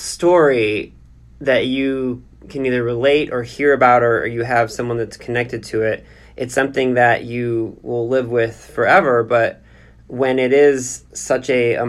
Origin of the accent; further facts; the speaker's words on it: United States; as an American today